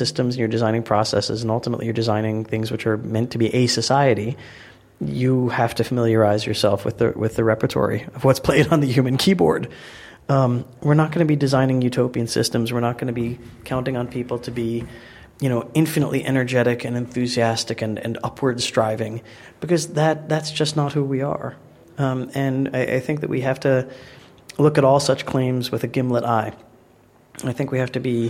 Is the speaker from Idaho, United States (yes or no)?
no; New York, United States; now in London, United Kingdom; I'm from New York originally